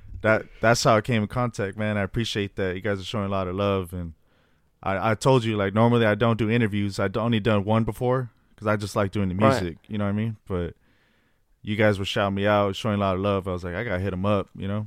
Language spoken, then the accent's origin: English; Los Angeles, California, United States; also born or lived in Fresno; Well, I was born in Fresno, California, but then I moved to Los Angeles at a young age. I was probably like 7 years old. Mm-hmm. I moved to South Central Los Angeles